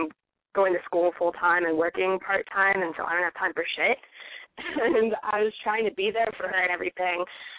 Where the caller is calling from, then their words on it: California, United States; No, I'm an hour south of San Francisco.